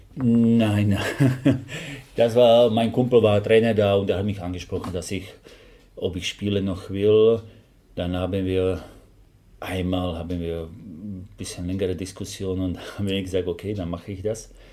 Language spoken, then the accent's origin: German; Slovakia; German is a second language; moved away as an adult; now in Germany; ich habe Englisch gelernt, weil ich komme aus der Slowakei